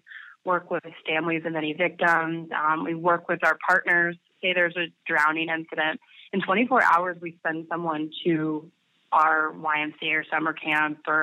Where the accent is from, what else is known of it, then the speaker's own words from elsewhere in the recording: North Carolina, United States; moved away as an adult; also born or lived in Georgia; I'm from North Carolina originally. I'd been living in Georgia for 6 years, but I moved home